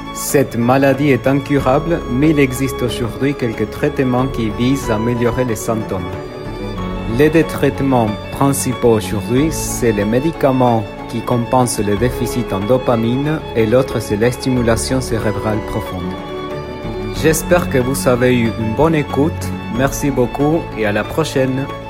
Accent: Argentina; je viens d'Argentine

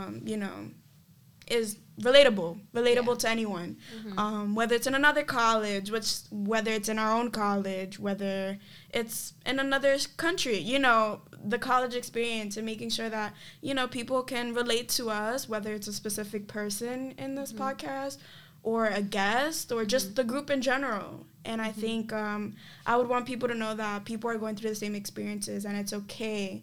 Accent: New York City, New York, United States; I'm come from the South Bronx, New York, Gripao, best borough alive, truly

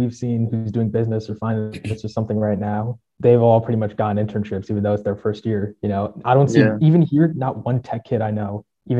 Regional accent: New Jersey, United States; moved away as an adult; now in Atlanta, United States; Like all these other guys, I'm originally from New Jersey. I'm in Atlanta now, go to Georgia Tech. I'm a computer science major here.

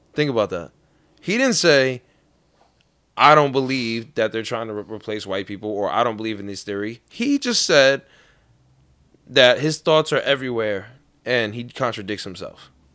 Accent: New York City, New York, United States; born or raised there; moved away

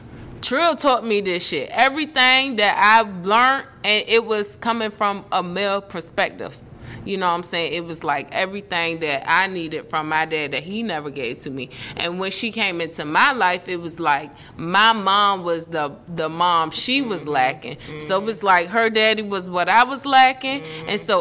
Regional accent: Portsmouth, Virginia, United States; smarts came from Kathy and growing up in Portsmouth, out Lincoln Park.

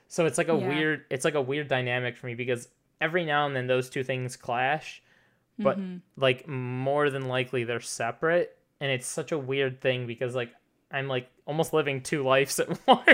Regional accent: Detroit, Michigan, United States; born there; also born or lived in China / Texas / St. Louis; I've lived, like, all over the place. I was born in Detroit. My family and I lived in China for 3 years.

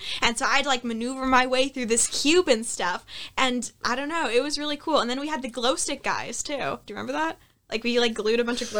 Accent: California, United States; I am very much a Californian kid.

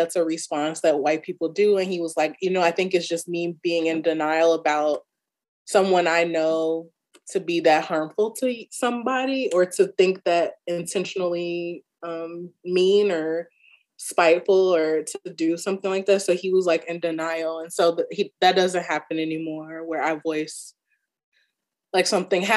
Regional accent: Chicago, Illinois, United States; I'm from Chicago.

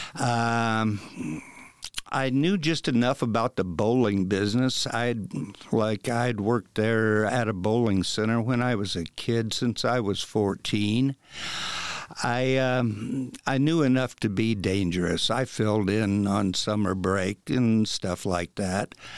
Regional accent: Wabash, Indiana, United States; moved away; the bowling alley that I worked at when I was a kid back in Wabash

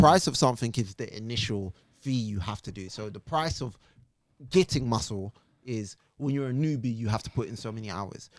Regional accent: Jamaica; being Jamaican, I was taught

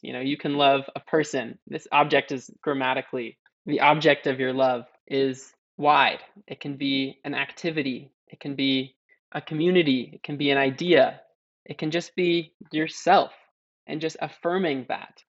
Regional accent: California, United States; growing up in California, a landscape that's been devastated by waves of colonialism

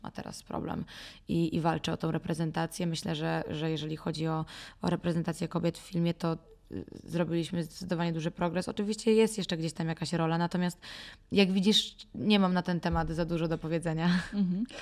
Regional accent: Warsaw, Masovian Voivodeship, Poland; moved away as an adult; also born or lived in New York; Natomiast jestem z Warszawy, wychowałam się w Warszawie

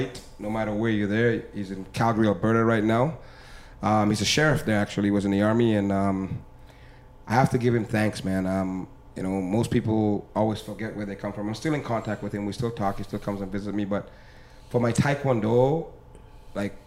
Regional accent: Grenada; now in Canada; I'm from Grenada

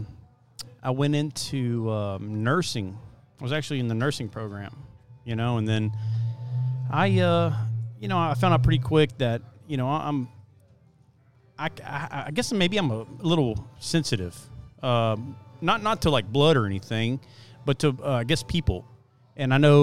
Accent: Port Neches, Texas, United States; I was born and raised right here in Port Neches, Texas

